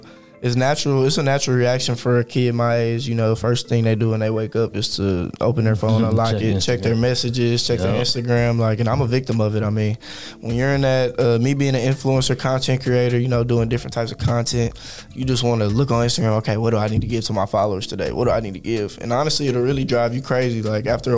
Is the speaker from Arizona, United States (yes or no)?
no; Houston, Texas, United States; also born or lived in Dallas; growing up in Houston was pretty fun for me. I had a pretty good childhood